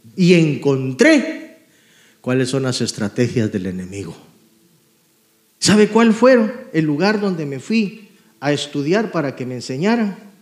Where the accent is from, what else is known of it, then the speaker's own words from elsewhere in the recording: Guatemala; moved away; Yo vengo de Guatemala, crecí pobremente.